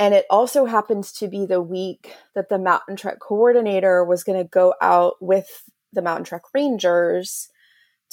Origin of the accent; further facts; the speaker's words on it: Houston, Texas, United States; I'm from Houston, Texas